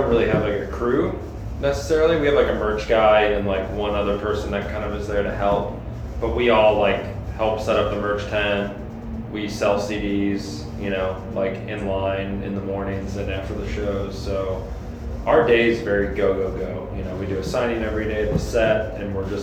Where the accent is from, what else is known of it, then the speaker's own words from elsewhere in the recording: Illinois, United States; we're just from Illinois